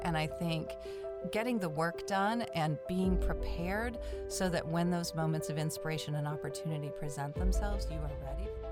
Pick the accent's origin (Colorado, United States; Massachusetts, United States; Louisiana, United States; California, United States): Massachusetts, United States; Manchester-by-the-Sea; now in Atlanta, United States; I grew up in a little town called Manchester by the Sea